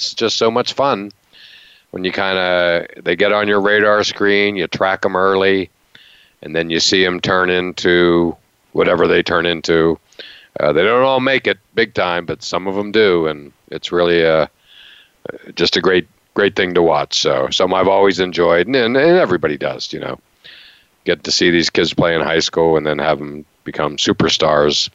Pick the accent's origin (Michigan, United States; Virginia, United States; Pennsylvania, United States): Pennsylvania, United States; Western; growing up in Western Pennsylvania